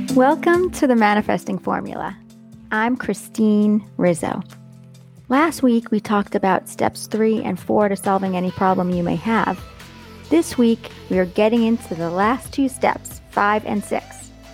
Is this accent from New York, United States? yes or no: yes; Long Island, New York, United States; where I came from Long Island